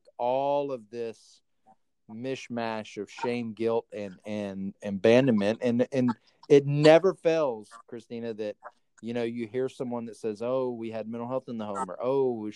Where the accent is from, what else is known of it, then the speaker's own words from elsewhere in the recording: the South, United States; I grew up in the South, and so we were, you know, it was the Bible Belt